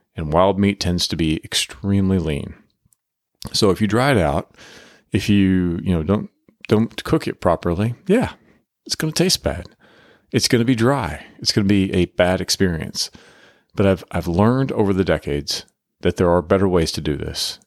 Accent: Oklahoma, United States; now in Texas, United States; we both come from Oklahoma, we're living in Texas now, but we come from Oklahoma, kinda agricultural and country backgrounds

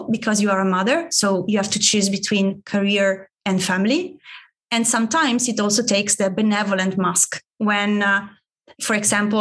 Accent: Italy; English is a second language; moved away; my home country, Italy

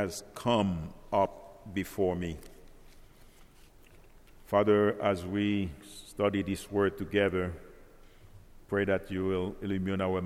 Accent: Haiti; now in Central Florida, United States; I came from Haiti

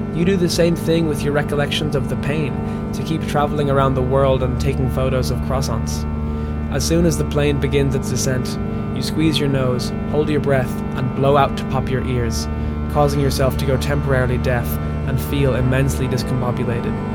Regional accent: Ireland; my home country of Ireland

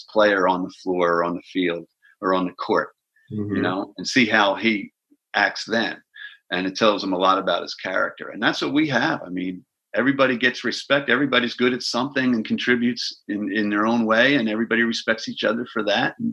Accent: Philadelphia, Pennsylvania, United States; I grew up in Philadelphia.

